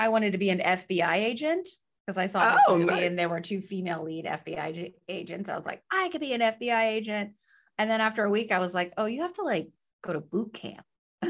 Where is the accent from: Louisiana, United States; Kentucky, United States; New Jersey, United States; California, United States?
California, United States; now in Los Angeles, United States; She's also a Bay Area girl, just so you guys know. Yes. We both realize we're from the East Bay.